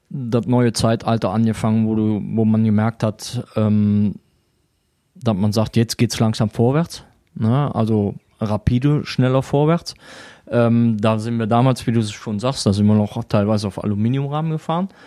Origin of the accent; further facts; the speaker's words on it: Würselen, North Rhine-Westphalia, Germany; now in Weisweiler, Germany; Ich bin gebürtig aus Würseln, das liegt bei Aachen, ah, ja. so circa 10 Kilometer, 5 bis 10 Kilometer von Aachen weg. Und bin seit knapp neun Jahren in Weißweiler.